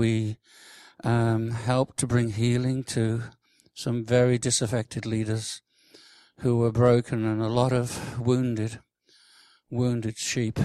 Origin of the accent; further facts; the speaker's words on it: Birmingham, West Midlands, United Kingdom; now in Lincoln, United Kingdom; I'm from Lincoln. Originally from Birmingham, which is great. I love Birmingham